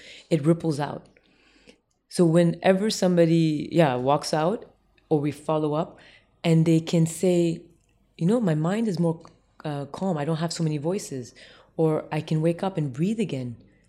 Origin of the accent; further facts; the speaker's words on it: Tokyo, Japan; also born or lived in Jakarta, Indonesia; because I grew up in the East as well, in Tokyo and Jakarta